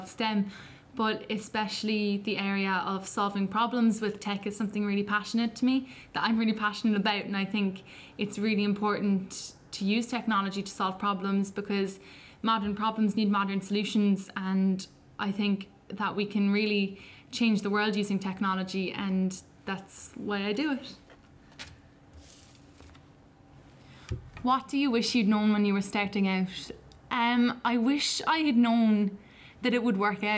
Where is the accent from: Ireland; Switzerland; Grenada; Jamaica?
Ireland; Cork, Munster; I'm 17. I'm from Cork